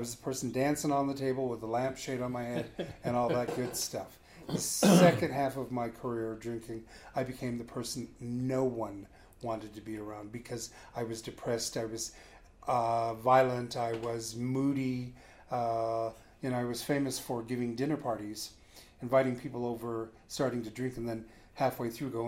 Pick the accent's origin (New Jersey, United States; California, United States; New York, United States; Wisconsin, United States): California, United States; San Francisco; San Francisco.